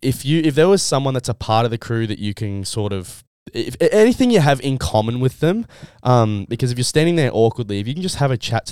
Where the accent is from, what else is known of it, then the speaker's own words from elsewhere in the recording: Geelong, Victoria, Australia; I'm from Geelong